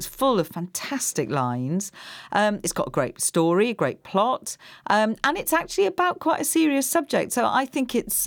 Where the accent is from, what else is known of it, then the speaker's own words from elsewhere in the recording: Wales, United Kingdom; moved away; I come from Wales